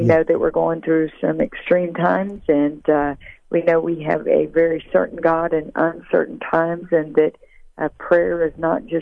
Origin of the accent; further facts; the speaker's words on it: Tupelo, Mississippi, United States; my hometown, Tupelo, Mississippi